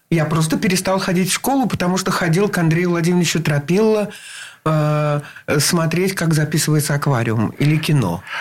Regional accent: Saint Petersburg, Russia; Э, это было где-то, ну, может быть, на Суворовском проспекте в роддоме. И там же где-то и жил. А жил я, да, родился я на стахановцев.

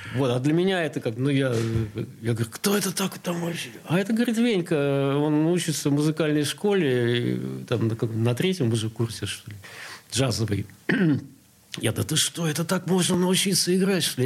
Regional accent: Saint Petersburg, Russia; also born or lived in Sestroretsk; А потом моим родителям дали квартиру в Ленинграде, и мы успешно, я надеюсь, переехали.

